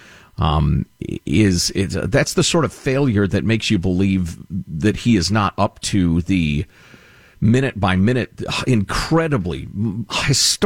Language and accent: English; United States; As an American